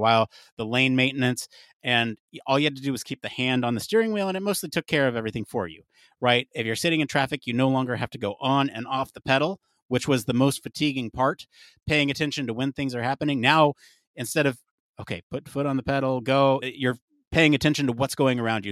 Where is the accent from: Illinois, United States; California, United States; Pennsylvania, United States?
California, United States; growing up in California